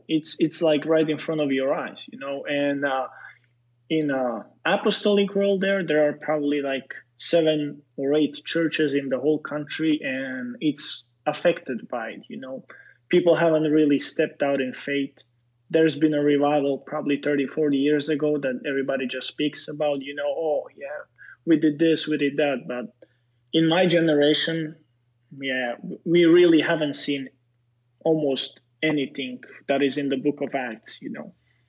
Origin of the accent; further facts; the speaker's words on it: Slovakia; English is a second language; I'm a Slovak, I'm not a Serbian, and Slovaks are evangelical mostly. I was raised in Pentecost